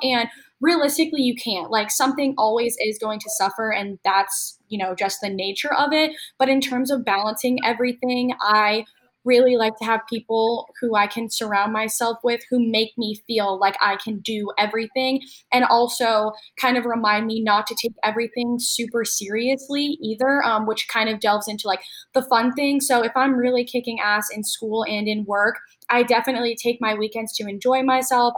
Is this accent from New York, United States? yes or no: yes; upstate New York, United States; now in Charlotte, United States; I'm from like more of upstate